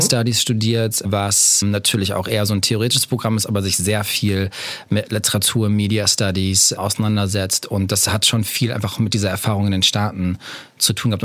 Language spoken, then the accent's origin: German; Bielefeld, North Rhine-Westphalia, Germany; ich bin in Nordrhein-Westfalen aufgewachsen, mhm. in Bielefeld